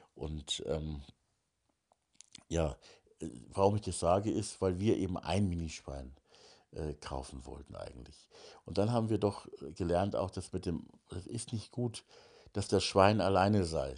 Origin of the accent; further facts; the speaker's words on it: Hamburg, Germany; now in Bavarian Forest, Germany; ich komme ja aus Hamburg